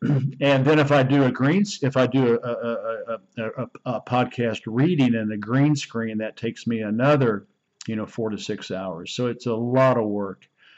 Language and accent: English; Oklahoma, United States; moved away as an adult; also born or lived in China; Oklahoma, my home state back in the United States